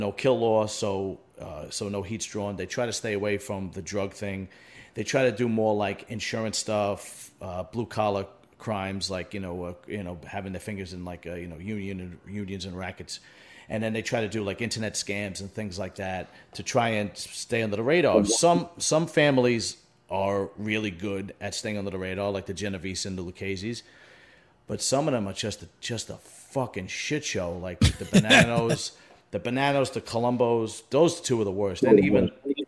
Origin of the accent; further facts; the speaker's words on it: New York City, New York, United States; I grew up in Bentonhurst, Brooklyn, during a time where that neighborhood was entrenched